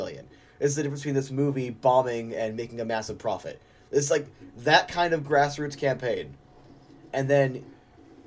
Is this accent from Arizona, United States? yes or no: yes; Arizona, United States; I was born here.